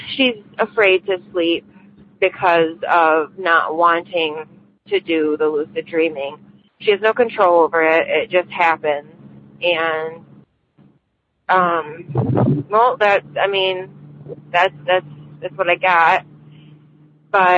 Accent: Michigan, United States; I'm from Michigan.

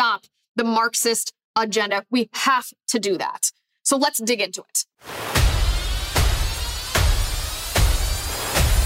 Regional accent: Ohio, United States; moved away; in my home state of Ohio, and full disclosure, I don't live in Ohio anymore, but I deeply care about the state of Ohio. I have family that lives in Ohio. And I mean, I grew up there

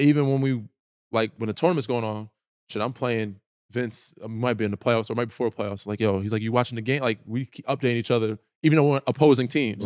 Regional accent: New York, United States; I'm from New York, I live in New York, my family's in New

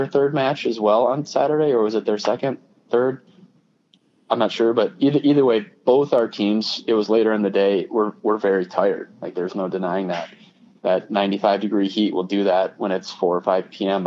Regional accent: Minnesota, United States; I'm from Minnesota.

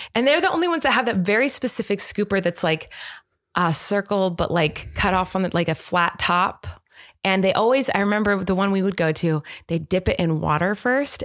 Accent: United States; I'm American

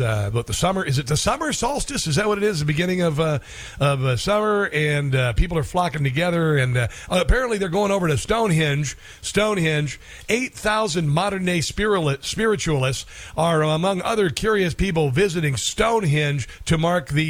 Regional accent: Iowa, United States; I'm from Iowa

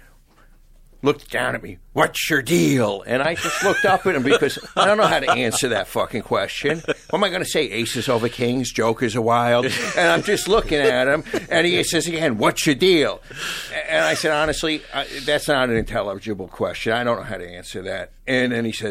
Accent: Long Island, New York, United States; now in California, United States; I was from Long Island. I thought I was the shit in my Formula Firebird, and then I moved to California

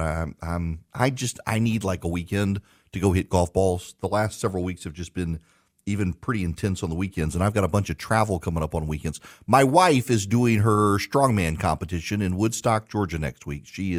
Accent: Dubai, United Arab Emirates; I grew up in Dubai.

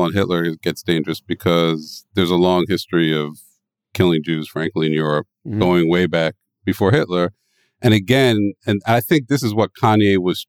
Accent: Philadelphia, Pennsylvania, United States; now in New York City, United States; I live in New York City. I grew up in Philadelphia.

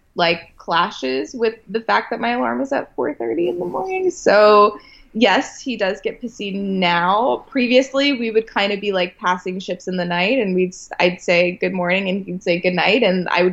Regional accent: Westminster, Maryland, United States; moved away; I grew up on a farm as well. So I'm from a farm town outside of Baltimore, Maryland

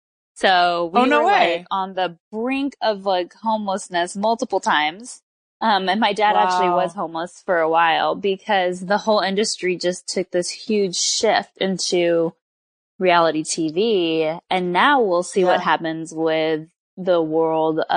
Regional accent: Southern California, United States; I grew up in Southern California. So I'm a Southern California native, born and raised.

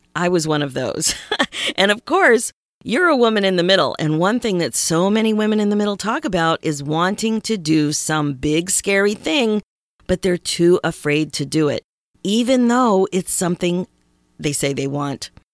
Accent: Philadelphia, Pennsylvania, United States; moved away; I haven't been in Philly in several years, and I'm from Philadelphia

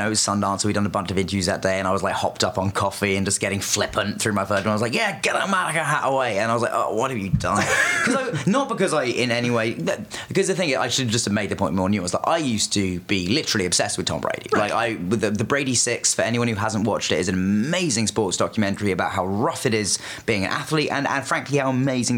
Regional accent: England, United Kingdom; growing up in England

